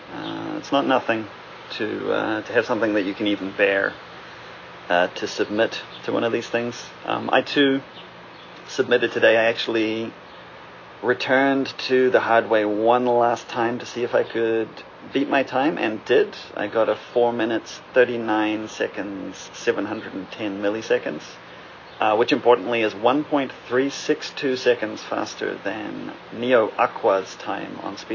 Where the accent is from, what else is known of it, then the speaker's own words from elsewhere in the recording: New Zealand; since I'm technically from both places and normally identify more as a New Zealander.